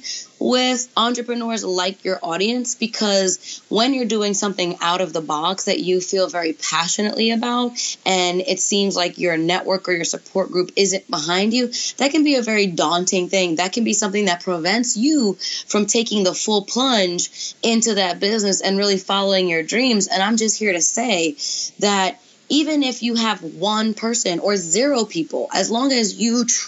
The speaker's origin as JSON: {"language": "English", "town": "New York City", "region": "New York", "country": "United States", "tie": "born or raised there", "moved": "yes", "lives_now": "Atlanta, United States", "said": "I grew up in New York City in Brooklyn"}